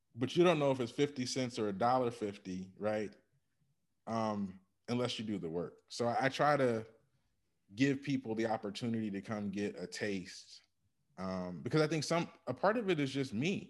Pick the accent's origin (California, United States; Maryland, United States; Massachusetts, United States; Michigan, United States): Michigan, United States; Ann Arbor; I grew up in Ann Arbor, Michigan